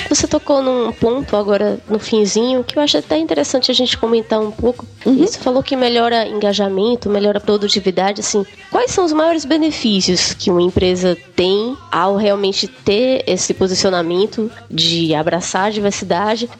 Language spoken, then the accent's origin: Portuguese; Brazil; also born or lived in Canada; como brasileira